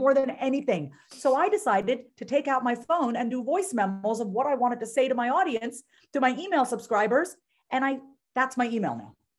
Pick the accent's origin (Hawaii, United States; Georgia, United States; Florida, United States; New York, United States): New York, United States; I'm from New York